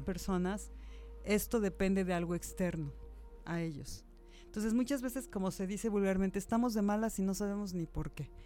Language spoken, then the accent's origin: Spanish; Mexico; los mexicanos somos una cultura muy generosa y muy cálida